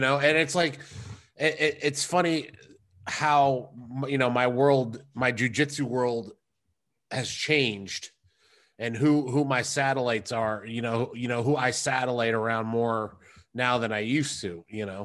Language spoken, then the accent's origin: English; United States; I am American. I'm an American person